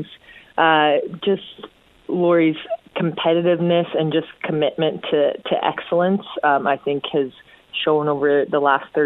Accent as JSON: {"language": "English", "town": "Calgary", "region": "Alberta", "country": "Canada", "also_born_or_lived": "Edmonton", "said": "I'm originally from Calgary"}